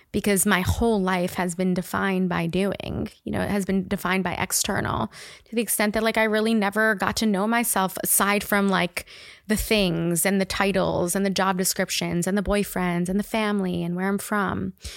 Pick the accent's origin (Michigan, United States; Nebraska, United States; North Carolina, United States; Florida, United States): Florida, United States; Miami Beach; moved away as an adult; also born or lived in New York; now in Austin, United States; I grew up in Miami Beach